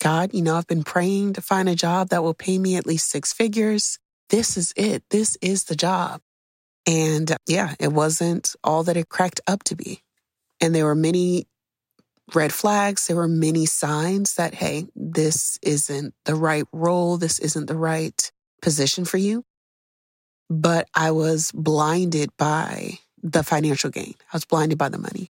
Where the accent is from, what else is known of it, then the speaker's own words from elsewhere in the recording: United States; growing up in America